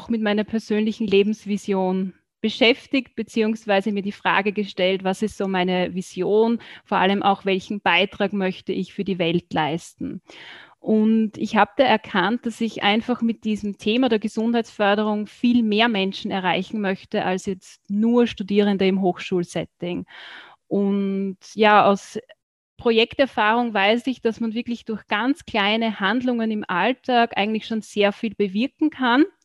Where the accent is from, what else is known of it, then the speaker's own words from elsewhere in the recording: Burgenland, Austria; Ich komme aus Österreich, genauer gesagt aus dem Burgenland. Das ist so das östliche Bundesland von ähm, Österreich, wird auch so als das sonnigste Bundesland bezeichnet.